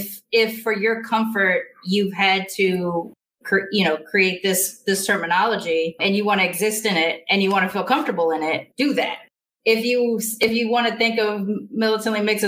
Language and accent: English; United States; I'm American